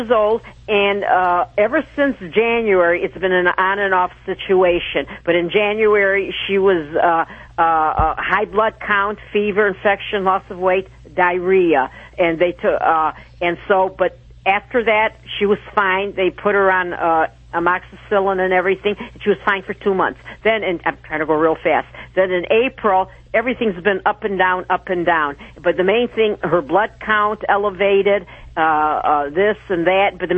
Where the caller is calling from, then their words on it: Alpena, Michigan, United States; Alpena, Michigan. That's, oh, baby, 200 miles from Detroit.